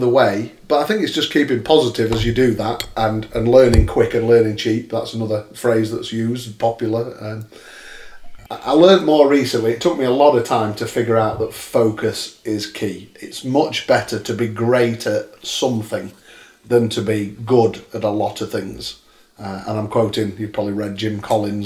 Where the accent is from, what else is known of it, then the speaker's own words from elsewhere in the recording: Sheffield, Yorkshire and the Humber, United Kingdom; I'm a bit of a home bird. I'm from Sheffield, born here. I've never left